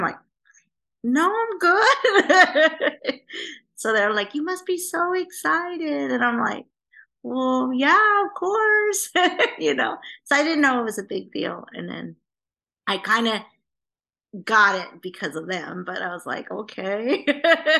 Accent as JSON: {"language": "English", "town": "Vancouver", "region": "British Columbia", "country": "Canada", "tie": "born or raised there", "moved": "yes", "lives_now": "Los Angeles, United States", "said": "we're both from Canada. I was born in Vancouver. She's from Canada. So we're both Canadian."}